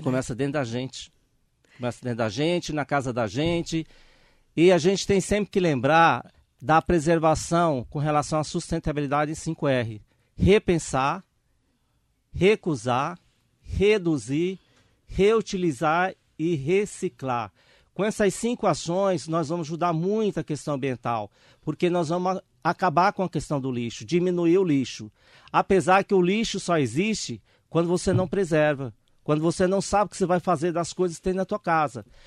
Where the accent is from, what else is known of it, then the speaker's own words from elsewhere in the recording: Miguel Alves, Piauí, Brazil; moved away as an adult; also born or lived in São Paulo; now in Ferraz de Vasconcelos, Brazil; minha cidade lá no Piauí